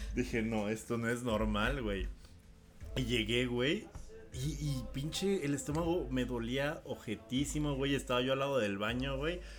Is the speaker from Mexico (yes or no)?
yes; Mexico